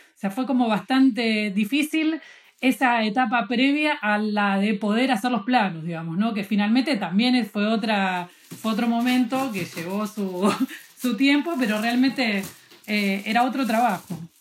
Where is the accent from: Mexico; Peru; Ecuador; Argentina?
Argentina; Buenos Aires; soy de Buenos Aires